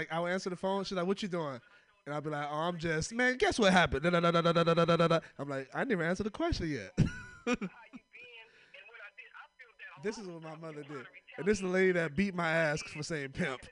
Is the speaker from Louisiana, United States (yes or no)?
no; Oakland, California, United States; I'm from Oakland